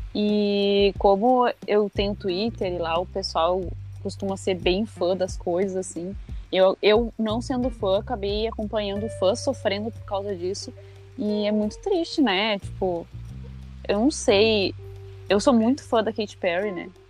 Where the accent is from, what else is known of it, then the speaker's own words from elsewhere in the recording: Porto Alegre, Rio Grande do Sul, Brazil; also born or lived in Alvorada; eu nasci em Porto Alegre e sigo morando aqui